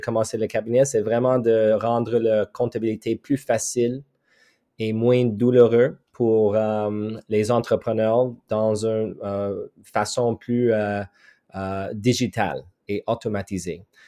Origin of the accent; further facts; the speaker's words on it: Montreal, Quebec, Canada; French is a second language; je viens de Montréal, Québec